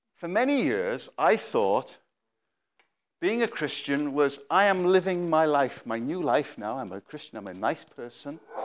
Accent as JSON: {"language": "English", "region": "Wales", "country": "United Kingdom", "said": "I came all the way from Wales"}